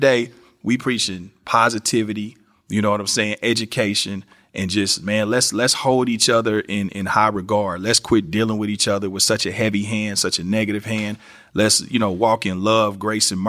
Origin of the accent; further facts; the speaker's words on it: Kansas City, Missouri, United States; my city, Kansas City